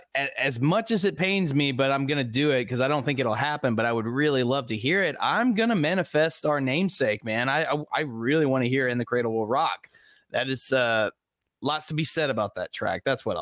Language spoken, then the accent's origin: English; the South, United States; I'm a Southerner